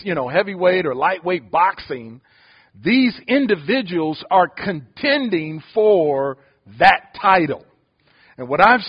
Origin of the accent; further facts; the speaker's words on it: Detroit, Michigan, United States; moved away; I'm from Detroit